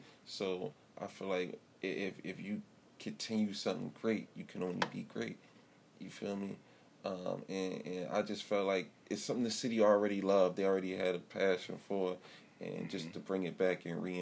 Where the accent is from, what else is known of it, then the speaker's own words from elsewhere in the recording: Philadelphia, Pennsylvania, United States; I'm from Philly.